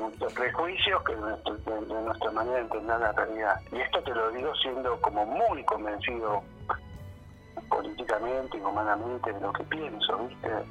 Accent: Argentina; soy argentino

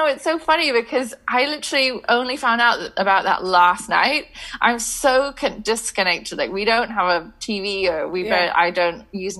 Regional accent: Scotland, United Kingdom; school in Scotland, and then that's kind of what kind of stuck the stake in the ground of like, okay, now we're British. Because before I felt very international.

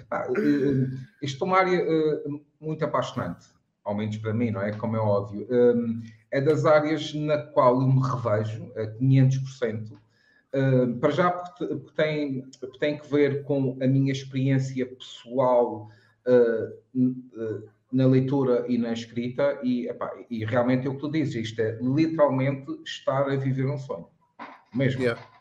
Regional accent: Madeira, Portugal

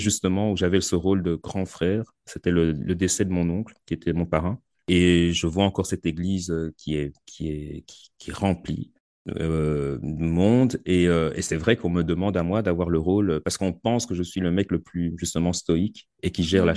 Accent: Belgium; chez nous en Belgique

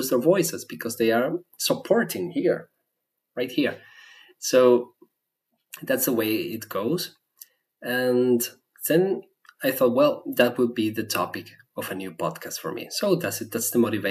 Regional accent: Venezuela; first language Spanish; English is a second language; moved away as an adult; now in Germany; my native language is Spanish. And I was born in Venezuela. I grew up there

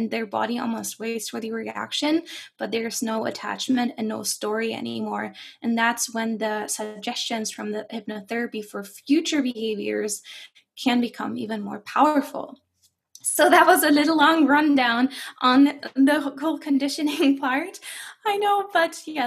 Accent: Germany; English is a second language; moved away as an adult; now in Canada; I do have a slight accent because I am from Germany and not from Canada.

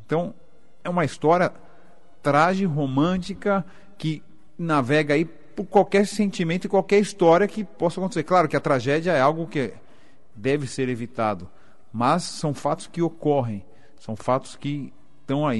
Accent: São Paulo, Brazil; eu sou paulistano

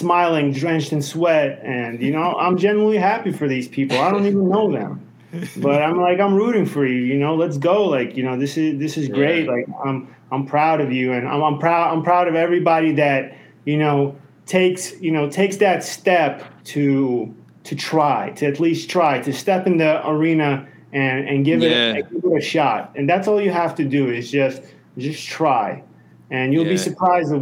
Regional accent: New York City, New York, United States; moved away as an adult; I grew up in Brooklyn

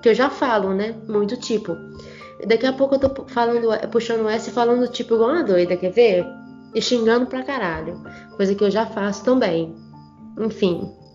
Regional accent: São João do Manteninha, Minas Gerais, Brazil; accent: mineirês; eu como sou aqui do interior de Minas Gerais, né, de São João do Manteninha, cidade interior de tipo, interior

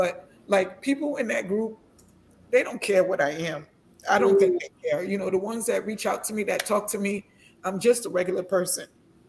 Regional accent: Ghana; even though I'm a Ghanaian just like you guys.

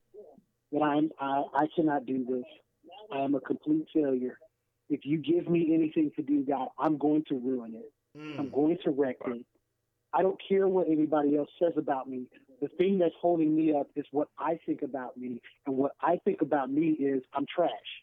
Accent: Kansas, United States; moved away as an adult; now in St. Louis, United States; I'm actually originally from Kansas.

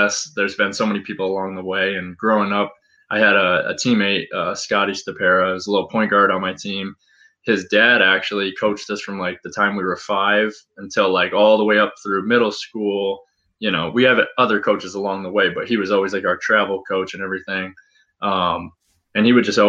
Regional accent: Scotia, New York, United States; I grew up in Scotia, New York, really small part

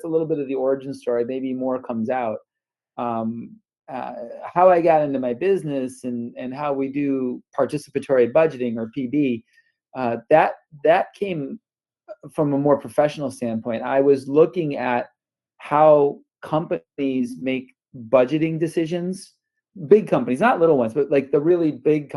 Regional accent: North Tonawanda, New York, United States; moved away as an adult; also born or lived in Detroit area, Michigan / Dallas area, Texas; now in Bay Area, United States; I grew up outside of Buffalo, New York, in a little town, North Tonawanda

